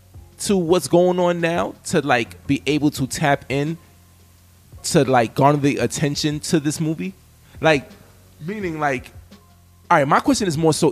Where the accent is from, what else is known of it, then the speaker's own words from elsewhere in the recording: New York, United States; as a New Yorker.